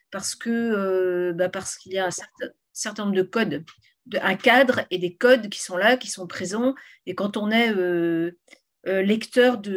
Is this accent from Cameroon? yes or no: no; Morlaix, Brittany, France; born or raised there; also born or lived in Rennes